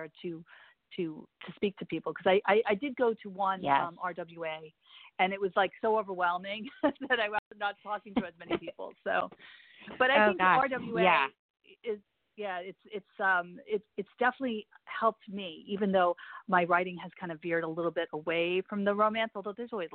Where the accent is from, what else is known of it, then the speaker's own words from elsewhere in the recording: Northeast, United States; I'm from the Northeast